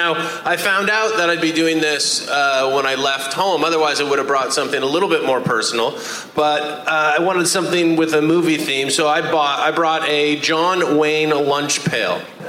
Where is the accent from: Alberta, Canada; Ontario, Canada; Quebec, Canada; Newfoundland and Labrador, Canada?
Ontario, Canada; Ottawa; I'm from the suburbs of Ottawa, Ontario, Canada. We don't talk like that.